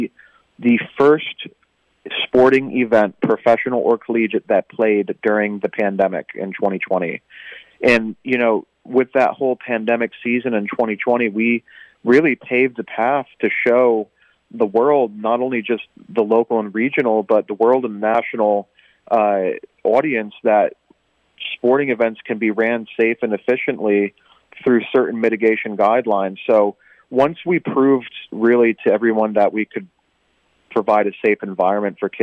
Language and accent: English; Northeast, United States; moved away as an adult; now in Florida, United States; I'm from the Northeast originally